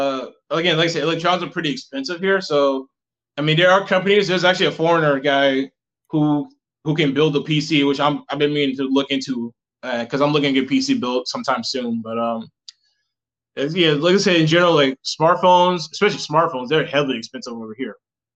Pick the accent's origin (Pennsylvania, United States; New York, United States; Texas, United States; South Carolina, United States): South Carolina, United States; South Carolina.